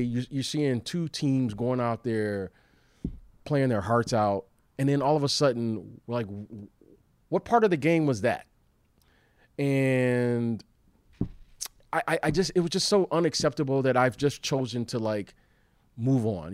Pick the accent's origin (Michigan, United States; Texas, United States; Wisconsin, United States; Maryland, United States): Michigan, United States; Detroit; my hometown in Detroit